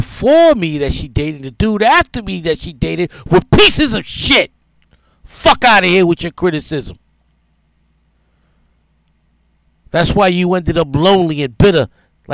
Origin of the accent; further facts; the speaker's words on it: New York City, New York, United States; moved away as an adult; also born or lived in New Orleans; I'm a New Yorker. I'm from New York.